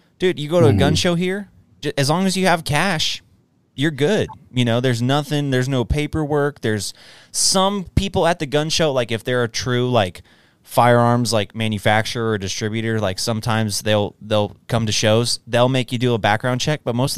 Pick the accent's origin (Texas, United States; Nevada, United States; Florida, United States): Texas, United States; But I, as a Texan who has a concealed carry permit, I don't have to get background checked now when I purchase a firearm